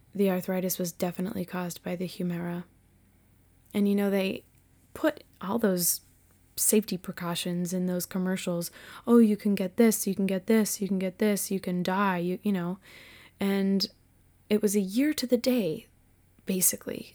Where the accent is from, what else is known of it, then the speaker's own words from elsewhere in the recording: Massachusetts, United States; also born or lived in Winchester, Virginia; I was born and raised in Massachusetts, and I was an only child.